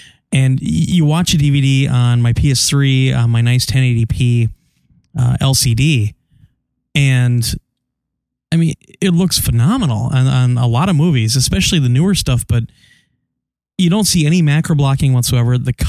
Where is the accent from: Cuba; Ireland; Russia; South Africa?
Ireland; Dublin, Leinster; I'm from Dublin.